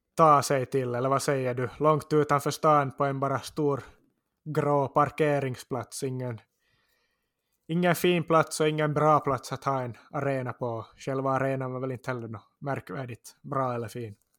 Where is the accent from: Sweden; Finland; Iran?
Finland; Korsholm, Ostrobothnia; identifierar jag mig nog också som österbottning och korsholmare och känner mig som hemma där också